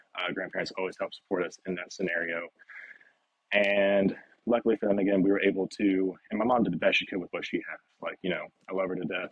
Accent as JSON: {"language": "English", "town": "Nashville", "region": "Tennessee", "country": "United States", "tie": "born or raised there", "said": "So home is Nashville, Tennessee. I'm a native born and raised from here. Uh, I grew up specifically in the West Nashville area"}